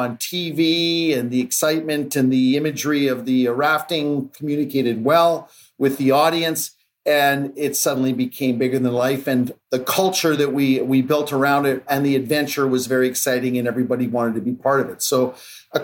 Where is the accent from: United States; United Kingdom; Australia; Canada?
Canada; Mont-Tremblant, Quebec; I grew up in Quebec and in a small town called Mont-Tremblant